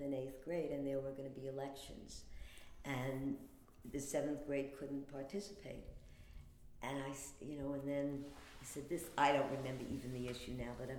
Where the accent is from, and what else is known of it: New York City, New York, United States; born or raised there